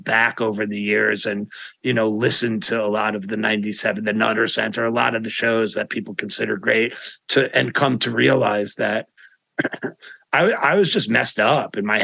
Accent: New York City, New York, United States; I'm from Manhattan, And I went to jazz school in Manhattan

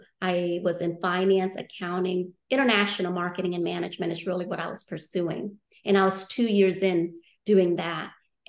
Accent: New Orleans, Louisiana, United States; I'm like, well, should I just say New Orleans? Because that's technically where I grew up a little bit. Right. But I moved around so much.

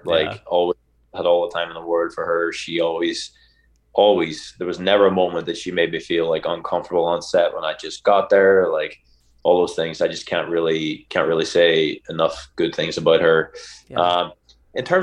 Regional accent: Ireland; as an Irishman

